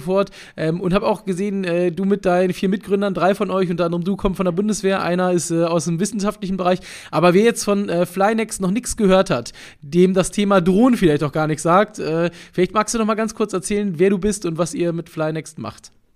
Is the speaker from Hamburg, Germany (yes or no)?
yes; Hamburg, Germany; Hamburg, meiner Heimatstadt